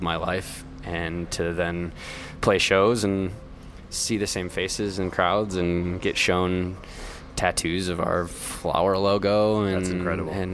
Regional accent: Midwest, United States; accent: nasally Midwestern; a horrendously nasally Midwestern accent

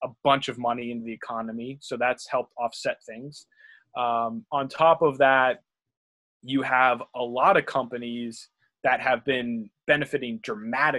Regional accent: Pittsburgh, Pennsylvania, United States; I'm from Pittsburgh

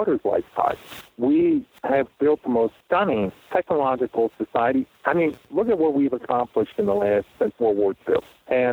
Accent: New Jersey, United States; moved away; also born or lived in Maine; I grew up just on the Jersey side of New York

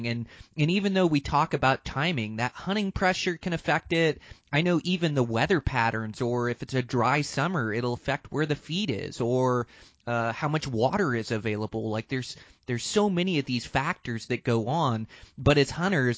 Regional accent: Montana, United States; my home state of Montana

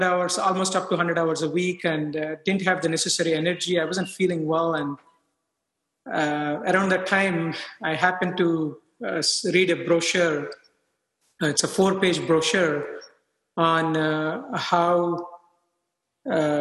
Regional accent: India; moved away as an adult; now in United States; I grew up in India. I moved to US for further training

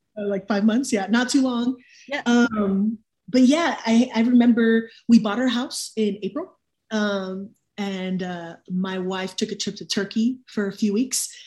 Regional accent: Miami, Florida, United States; moved away as an adult; now in Raleigh, United States; Miami, born and raised

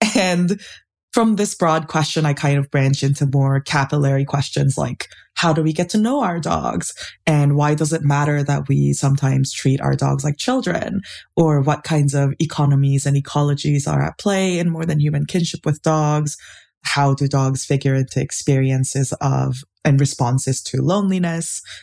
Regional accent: Seoul, South Korea; I grew up in Seoul, and my grandparents had a bunch of dogs

